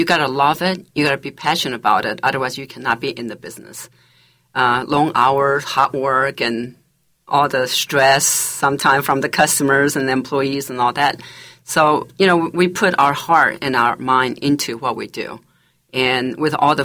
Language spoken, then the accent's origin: English; South Korea; English is a second language; now in Charlotte, United States; I'm Chinese, mm-hmm. but I'm from Korea, so mm-hmm. I speak both languages